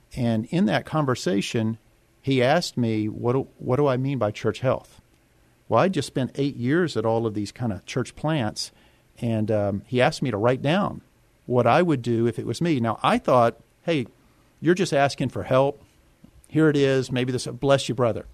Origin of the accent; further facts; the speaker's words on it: Yoakum, Texas, United States; also born or lived in Houston, Texas; now in San Antonio, United States; she took me back to our little small town called Yoakum, Texas